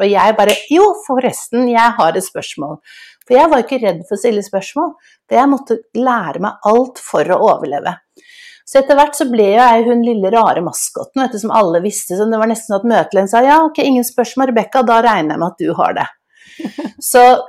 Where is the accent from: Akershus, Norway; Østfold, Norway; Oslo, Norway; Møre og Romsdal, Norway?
Oslo, Norway; jeg vokste jo opp i et hjemme på Smestad